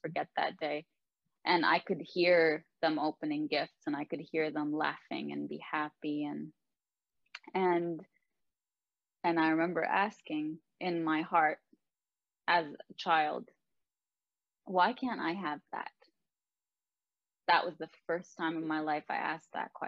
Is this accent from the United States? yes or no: no; Lebanon; now in Canada; I am the only one in my family who was born and raised in Lebanon